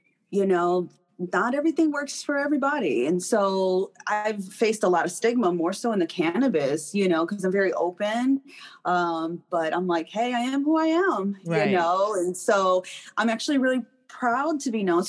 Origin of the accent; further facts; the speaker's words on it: Detroit, Michigan, United States; moved away; I started smoking as a teenager growing up in Detroit.